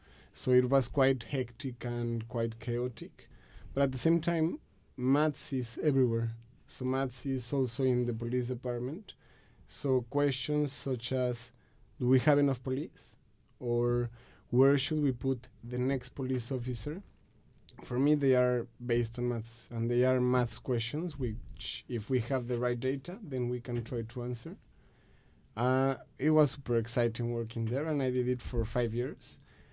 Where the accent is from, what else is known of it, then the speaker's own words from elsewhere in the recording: Mexico; English is a second language; moved away as an adult; First things first is that I'm from Mexico and I grew up there. I lived there for 20-something years.